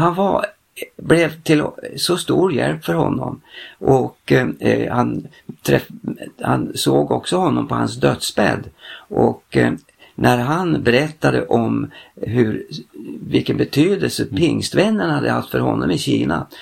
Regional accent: Frostviken mountains, Jämtland, Sweden; jag är ju same ja. och jag härstammar ifrån Frostrikens fjällen

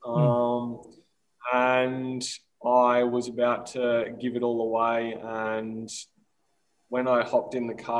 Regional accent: Australia; my hometown, 4 hours north of Melbourne

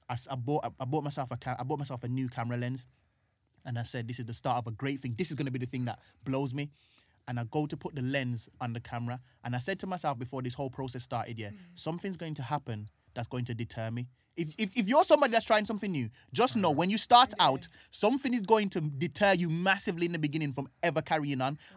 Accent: Birmingham, West Midlands, United Kingdom; now in London, United Kingdom; so I'm growing up in Brum trying to achieve these things, doing comedy and stuff like

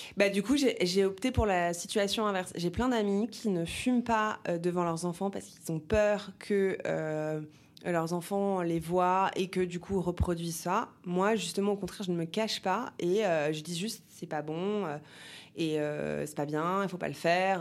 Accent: Paris, Île-de-France, France; J'ai grandi à Paris

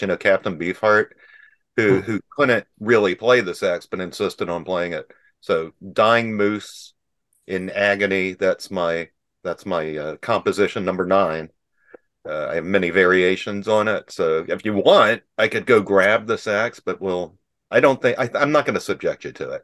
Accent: Atlanta, Georgia, United States; I'm a Jew from the South, from Atlanta, Georgia

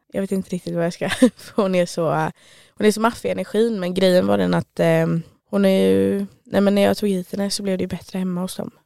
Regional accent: Stockholm, Stockholm County, Sweden; now in Trollhättan, Sweden; Jag är från Stockholm men lyckades fastna i Trollhättan

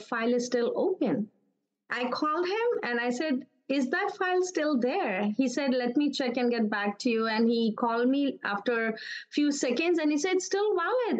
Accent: Karachi, Sindh, Pakistan; moved away as an adult; also born or lived in Dubai, United Arab Emirates; now in Vancouver, Canada; I'm born and brought up in Karachi, Pakistan

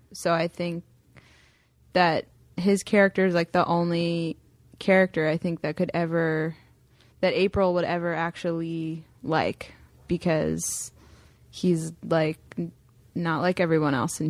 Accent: Delaware, United States

